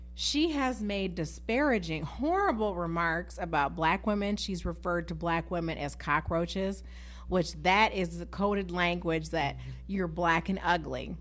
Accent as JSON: {"language": "English", "town": "Galesburg", "region": "Illinois", "country": "United States", "tie": "born or raised there", "said": "growing up in Galesburg"}